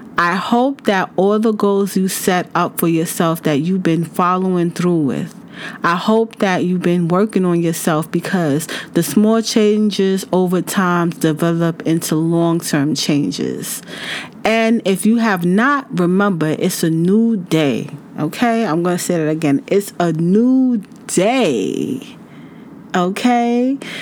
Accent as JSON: {"language": "English", "country": "United States", "said": "I'm from the United States"}